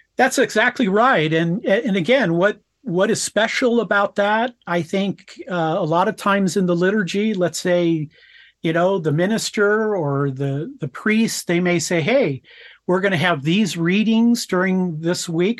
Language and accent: English; United States; I'm an American